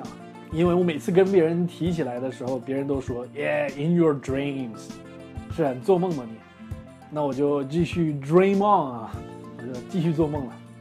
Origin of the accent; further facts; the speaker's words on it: China; 我们中国人也有这样的说法，对吧？